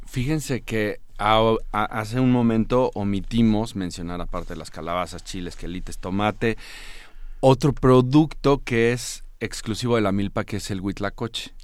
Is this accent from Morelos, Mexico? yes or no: yes; Morelos, Mexico; en mi tierra en Morelos